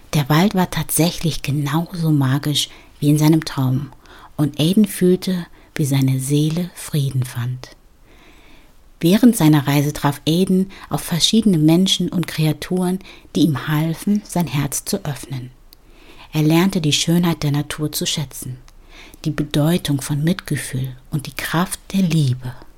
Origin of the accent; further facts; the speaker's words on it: Ghana; In ähm, Ghana, also in meiner Heimat